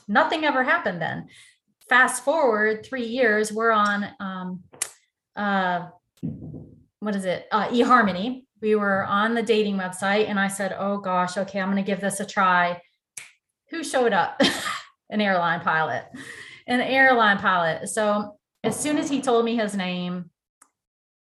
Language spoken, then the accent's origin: English; Detroit, Michigan, United States; moved away; also born or lived in Nashville, Tennessee; So I am originally from Detroit, Michigan. I grew up in the automotive industry. I moved to Tennessee in 1989